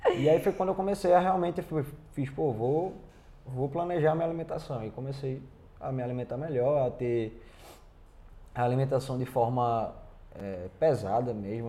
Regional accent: Brazil; moved away as an adult; saí do Brasil sabendo falar português e um pouquinho de inglês

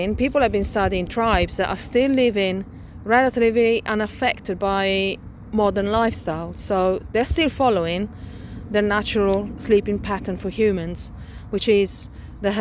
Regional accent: Milan, Lombardy, Italy; moved away; when I was still growing up in Milan

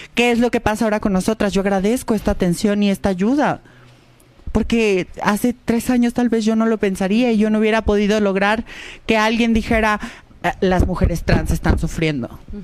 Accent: Guadalajara, Jalisco, Mexico; yo soy de Guadalajara

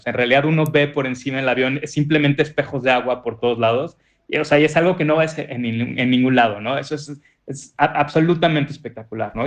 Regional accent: Tabasco, Mexico; moved away; soy abogado, expatriado pero muy arraigado en Tabasco.

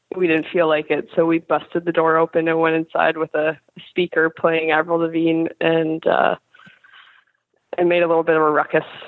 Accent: Kelowna, British Columbia, Canada; now in Buffalo, United States; I grew up in Kelowna, British Columbia

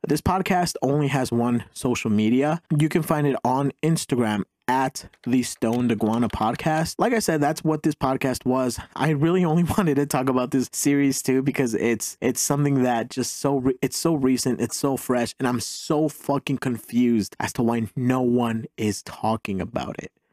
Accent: Mexico; now in United States; I'm an immigrant. I was born in Mexico, such as my mom and my older brother.

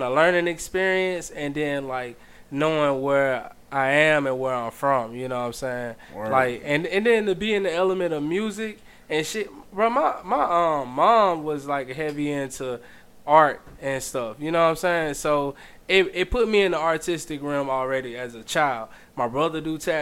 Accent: Greene County, Alabama, United States; moved away as an adult; now in Birmingham, United States; graduating from high school and all that shit in Greene County

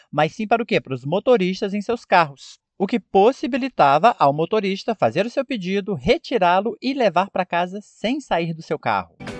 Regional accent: Brazil; a maneira que nós brasileiros falamos

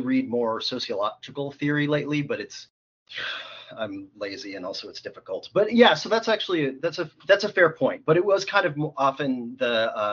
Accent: Calgary, Alberta, Canada; moved away as an adult; also born or lived in Baltimore, United States; now in Toronto, Canada; I was born in Baltimore, grew up in Calgary, came out to U of T for school

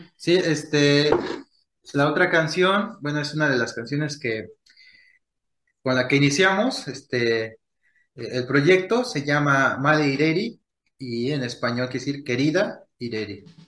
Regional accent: Michoacán, Mexico; lo que para nosotros es ser michoacanos, tal cual, ¿no? Ser de, una comunidad

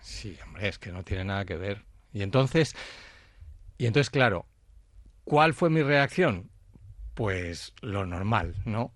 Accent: Spain; yo soy el primer español

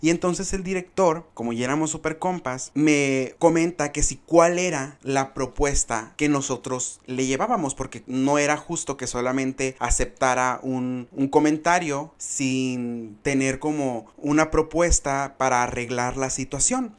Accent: Benjamín Hill, Sonora, Mexico; tengo público en mi pueblo, orgullosamente ferrocarrilero

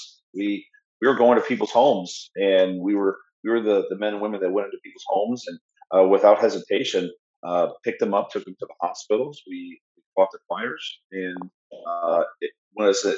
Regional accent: Orlando, Florida, United States; also born or lived in Germany / California; I was born in City of Orlando here in Florida. I'm a native. I grew up on the east side of town

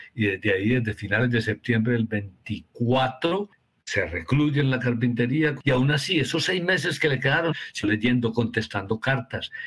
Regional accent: Colombia; estamos trabajando en Medellín y en Colombia

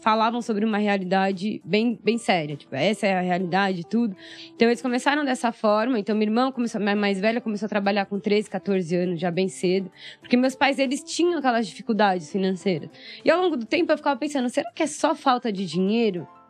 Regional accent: São Paulo, Brazil; also born or lived in Maranhão; Eu sou do Heliópolis, cresci... Heliópolis é uma das maiores comunidades aqui do Brasil. Uhum. Sim. Então cresci lá

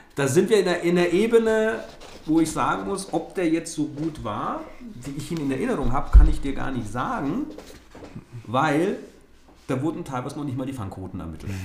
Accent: Nuremberg, Bavaria, Germany; als Nürnberger

